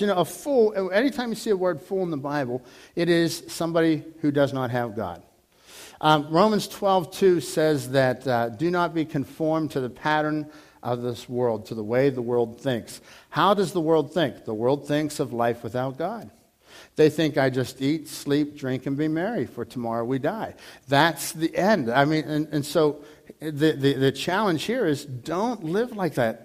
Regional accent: Dormont, Pennsylvania, United States; growing up in Dormont. You know, I lived on Arkansas Avenue

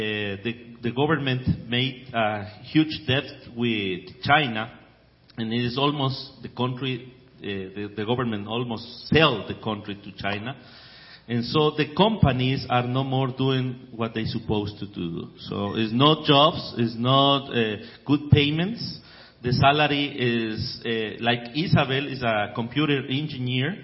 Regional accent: Ecuador; I grew up in Ecuador with just the Ecuadorian culture

